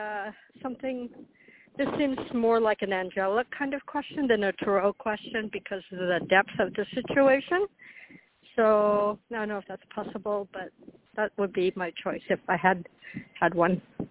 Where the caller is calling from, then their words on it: Florida, United States; I'm calling from Florida